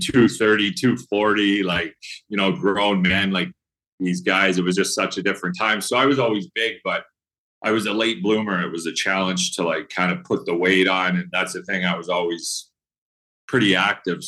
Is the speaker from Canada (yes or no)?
yes; Gibbons, Alberta, Canada; also born or lived in Edmonton, Alberta; I grew up actually in Gibbons, Alberta